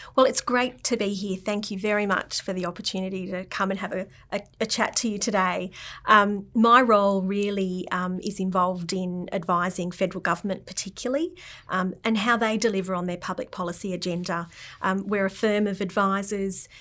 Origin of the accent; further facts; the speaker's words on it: Canberra, Australian Capital Territory, Australia; growing up in Canberra, um, in Tuggeranong